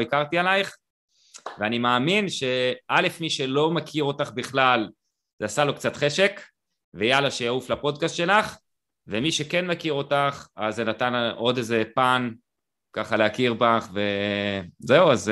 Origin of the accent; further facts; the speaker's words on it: Israel; אני קיבוצניק